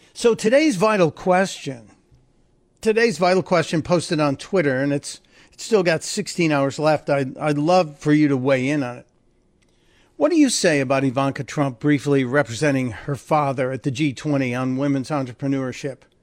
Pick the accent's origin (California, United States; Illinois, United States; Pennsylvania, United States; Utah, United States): Illinois, United States; Chicago; my hometown, from Chicago